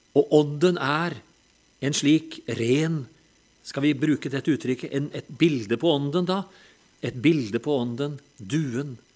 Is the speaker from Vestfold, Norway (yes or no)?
no; Telemark, Norway; når vi er fra Telemark